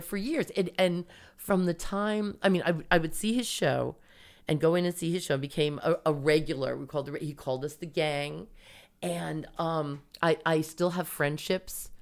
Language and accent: English; Long Island, New York, United States; also born or lived in Bayside, Queens / Suffolk County / California; I grew up on Long Island